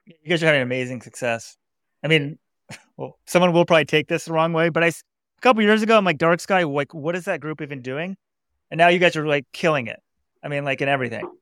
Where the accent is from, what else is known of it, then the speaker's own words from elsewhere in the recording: Dallas, Texas, United States; moved away as an adult; now in Fort Worth, United States; I grew up in Dallas